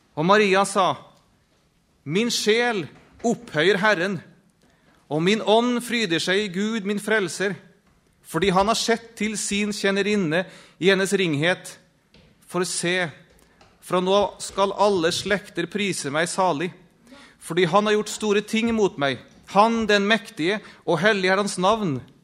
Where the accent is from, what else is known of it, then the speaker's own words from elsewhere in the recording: Norway; jeg som en nordmann, eller hva jeg nå er.